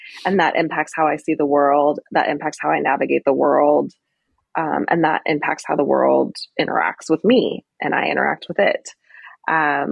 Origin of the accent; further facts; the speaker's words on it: California, United States; moved away as an adult; also born or lived in Washington, D.C.; I'm originally from California